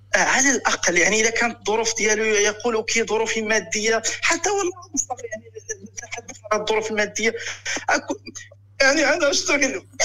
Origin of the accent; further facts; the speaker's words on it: Morocco; moved away as an adult; now in Germany; الاصل من المغرب